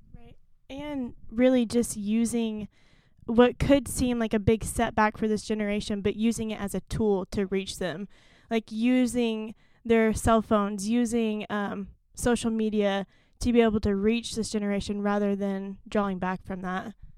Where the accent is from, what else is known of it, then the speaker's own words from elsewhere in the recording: Stillwater, Oklahoma, United States; moved away; I'm originally from Stillwater, Oklahoma